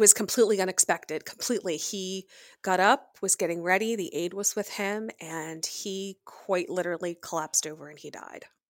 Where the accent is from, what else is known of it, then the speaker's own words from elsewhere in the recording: Pennsylvania, United States; I was born and raised in Pennsylvania.